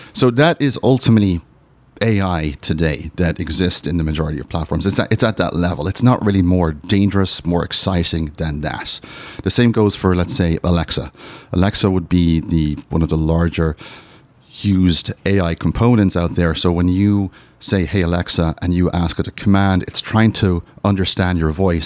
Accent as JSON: {"language": "English", "country": "Ireland", "said": "I'm from Ireland"}